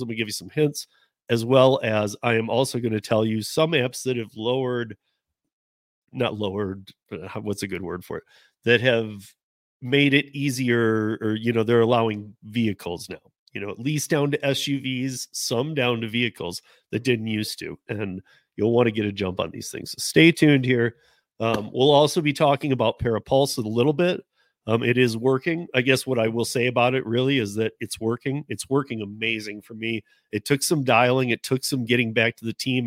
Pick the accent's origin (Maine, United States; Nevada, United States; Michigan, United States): Michigan, United States; moved away; we're both from Michigan